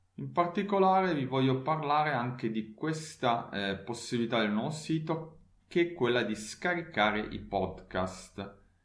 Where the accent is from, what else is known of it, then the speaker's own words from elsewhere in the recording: Turin, Piedmont, Italy; now in Leipzig, Germany; la mia città natale Torino